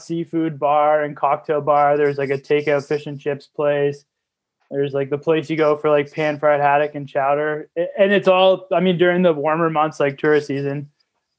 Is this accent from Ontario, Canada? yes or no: yes; Peterborough, Ontario, Canada; moved away as an adult; I actually grew up in Ontario and moved out here to go to school